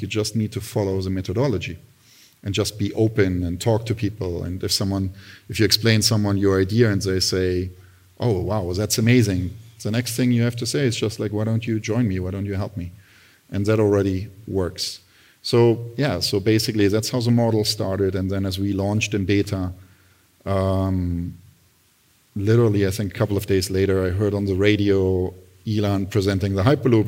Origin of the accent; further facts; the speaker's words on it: Berlin, Germany; moved away as an adult; also born or lived in Italy / Milan; now in United States; I grew up in Berlin